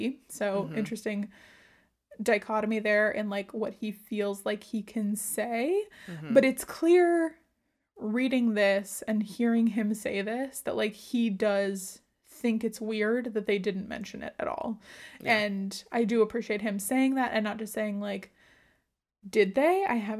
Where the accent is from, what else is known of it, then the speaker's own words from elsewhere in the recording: California, United States; I'm from California.